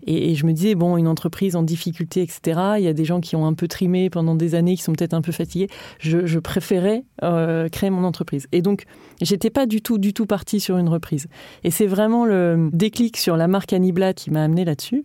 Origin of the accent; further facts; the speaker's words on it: Lille, Hauts-de-France, France; je viens de Lille